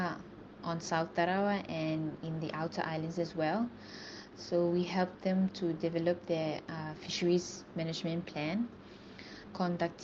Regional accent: Kiribati; I'm from Kiribati

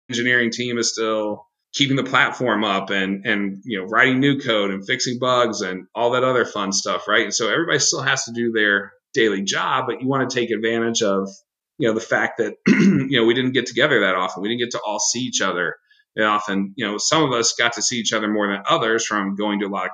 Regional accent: Midwest, United States; I'm a Midwesterner

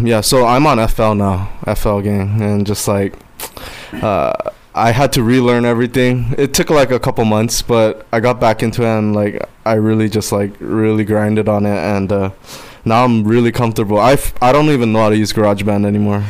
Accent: Guam; now in Los Angeles, United States; I live in LA. I'm from Guam

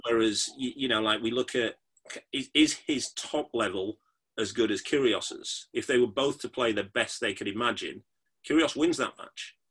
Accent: Yorkshire and the Humber, United Kingdom; I'm from Yorkshire.

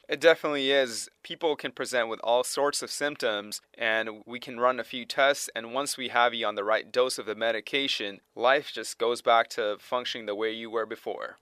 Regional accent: Toronto, Ontario, Canada; moved away; also born or lived in Tennessee; Originally from Toronto, Canada

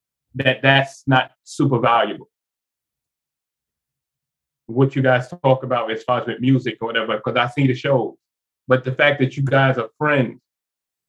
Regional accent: New York City, New York, United States; where I grew up in Bedford-Stuyvesant, Brooklyn

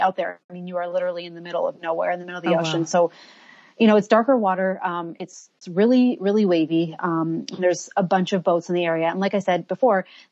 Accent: Toronto, Ontario, Canada; moved away as an adult; now in Riviera Maya, Mexico; I'm Canadian from Toronto, but I've been living here in the Riviera Maya for 5 years.

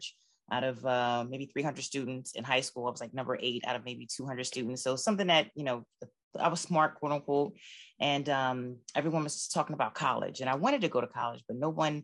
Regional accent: Camden, New Jersey, United States; born and raised in Camden, New Jersey

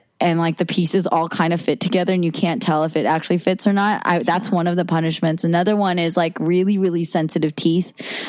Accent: the Bay Area, California, United States; now in Los Angeles, United States; I am a Los Angelino now. I'm from the Bay.

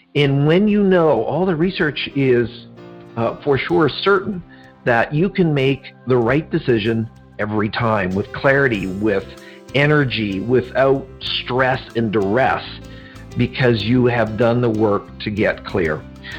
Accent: Schuylkill Haven, Pennsylvania, United States; I grew up in Pennsylvania in a small little town northwest of Philadelphia. The town is Schuylkill Haven, which is hard to pronounce sometimes. And so I grew up there, and we actually live there now.

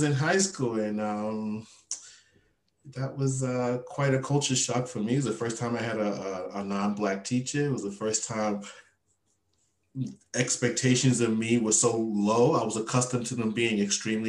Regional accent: New York City, New York, United States; moved away as an adult; now in Japan; I grew up, I was born and raised in Brooklyn, New York

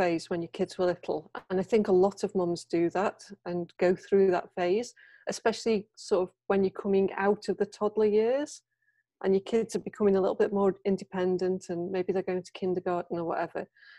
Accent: United Kingdom; moved away as an adult; now in Japan; I'm a Brit. I've been in Japan for over 20 years

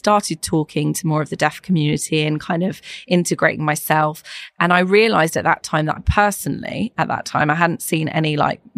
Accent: Ireland; I'm Irish, so we have a huge family

